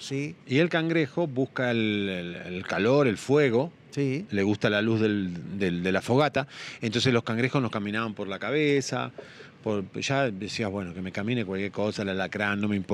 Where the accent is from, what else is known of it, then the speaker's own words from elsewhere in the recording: Argentina; moved away; also born or lived in Miami, United States / Puerto Rico / Los Angeles, United States / Mexico; yo soy un sobreviviente porque digo, inmigré muchas veces de Argentina, Miami, Miami, Puerto Rico, Puerto Rico, Los Ángeles, en México viví varias veces.